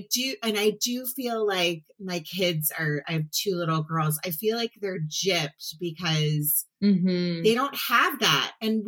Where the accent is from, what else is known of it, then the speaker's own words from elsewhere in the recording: Potomac, Maryland, United States; I grew up in Potomac, Maryland, which is outside of DC, not like a small town